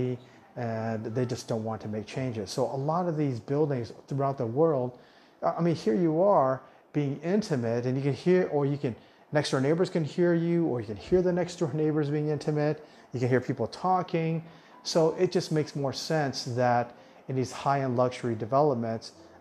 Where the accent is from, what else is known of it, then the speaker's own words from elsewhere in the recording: Arizona, United States; moved away as an adult; also born or lived in Orange County, California / Las Vegas, Nevada / Latin America; now in Thailand; I grew up in Arizona, in Tucson, and Phoenix